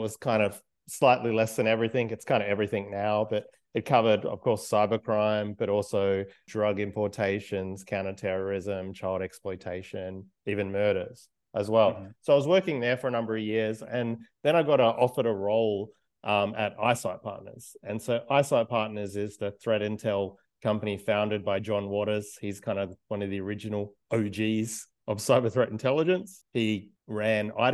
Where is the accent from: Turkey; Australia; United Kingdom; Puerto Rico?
Australia; I'm Australian